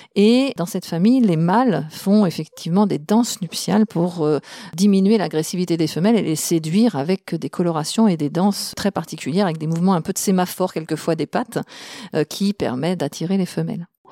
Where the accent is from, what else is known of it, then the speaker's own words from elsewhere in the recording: France; on la trouve chez nous en France